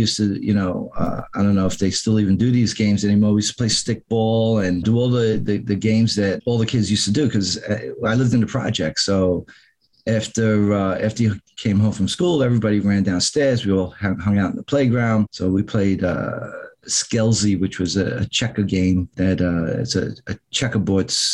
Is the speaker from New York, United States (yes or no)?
yes; New York City, New York, United States; also born or lived in Long Island, New York; I'm from New York. I was born in Manhattan, was raised in the Bronx until the age of 13, 14 years old when my parents moved out to Long Island.